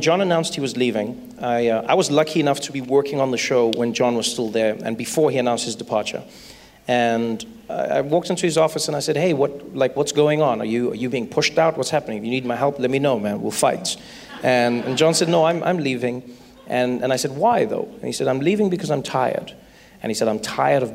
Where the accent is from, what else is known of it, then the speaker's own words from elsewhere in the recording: South Africa; I grew up in South Africa